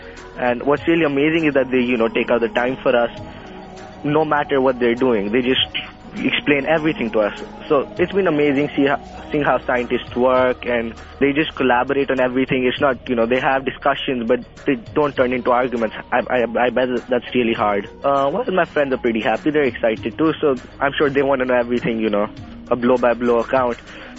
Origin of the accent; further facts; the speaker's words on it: India; I'm 14 years of age and I'm from India.